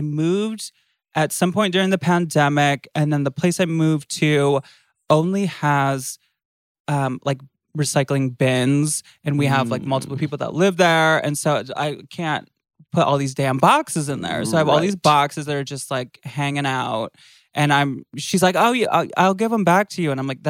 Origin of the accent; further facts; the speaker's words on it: Michigan, United States; now in California, United States; I'm from Michigan.